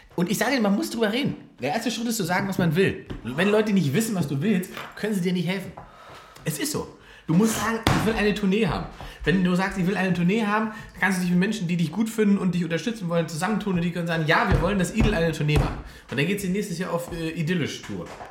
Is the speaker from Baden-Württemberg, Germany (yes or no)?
no; Berlin, Germany; ich komme aus Berlin, ich bin hier geboren